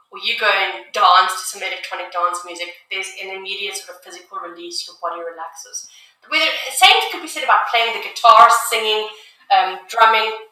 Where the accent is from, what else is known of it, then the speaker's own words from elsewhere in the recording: South Africa; also born or lived in United Kingdom; now in Canada; I grew up in South Africa